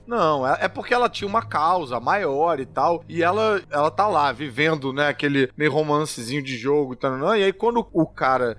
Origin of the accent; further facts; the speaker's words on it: Brazil; eu sou brasileiro também